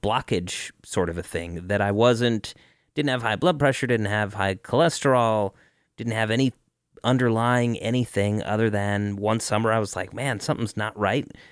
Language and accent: English; Denver, Colorado, United States; also born or lived in Cleveland; I was originally from Cleveland and a lot of my family is from Cleveland, even though I grew up in Denver.